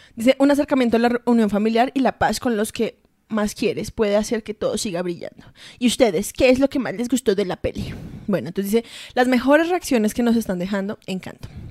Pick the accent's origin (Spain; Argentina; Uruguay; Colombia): Colombia; soy colombiana